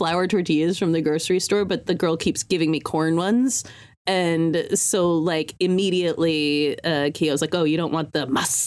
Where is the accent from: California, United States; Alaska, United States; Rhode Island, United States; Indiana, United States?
California, United States; near Sausalito; I grew up next to Sausalito